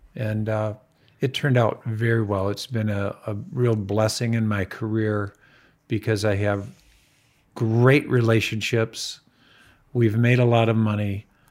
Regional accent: Farmington, United States; I grew up in Farmington, and we grew up on a dirt road before Farmington was a posh suburb

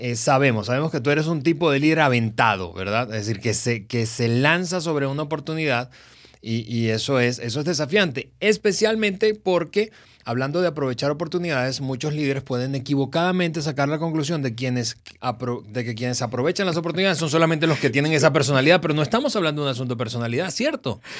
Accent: Venezuela; Venezuela, que es el país, mi país de origen

